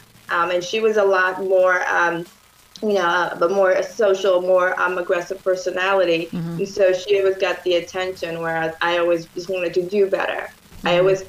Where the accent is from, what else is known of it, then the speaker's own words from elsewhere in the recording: New York, United States; Yes, born and raised in New York. Very large family. My mother from Dominican Republic.